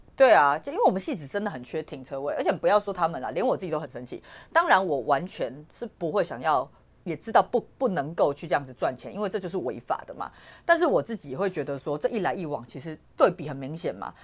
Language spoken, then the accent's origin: Chinese; Taiwan; 我们台湾人